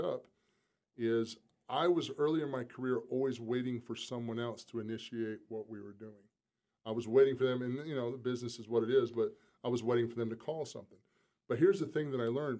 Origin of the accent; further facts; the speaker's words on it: South Carolina, United States; I'm still from South Carolina. I mean, I'm a small town kid